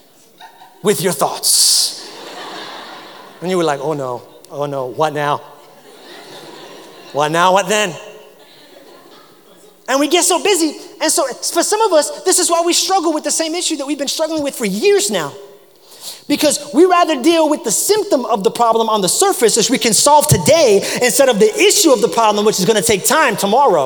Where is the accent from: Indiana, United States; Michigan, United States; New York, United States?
New York, United States; now in South Carolina, United States; I grew up in New York